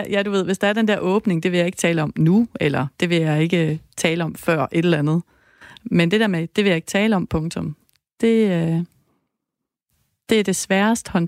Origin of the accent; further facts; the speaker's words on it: Lebanon; Danish is a second language; now in Denmark; Jeg kommer fra Libanon.